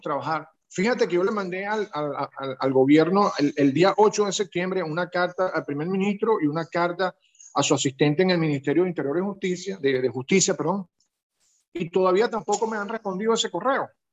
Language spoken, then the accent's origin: Spanish; Venezuela; now in Curaçao; Nosotros somos venezolanos